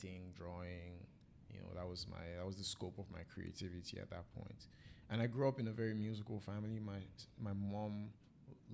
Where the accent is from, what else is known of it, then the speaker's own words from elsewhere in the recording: Warri, Delta, Nigeria; also born or lived in Badagry, Lagos State; now in Toronto, Canada; I grew up in Warri.